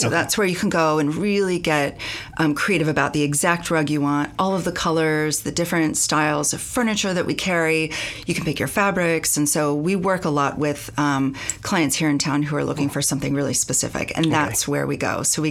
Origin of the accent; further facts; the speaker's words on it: Marin, California, United States; I'm from Marin.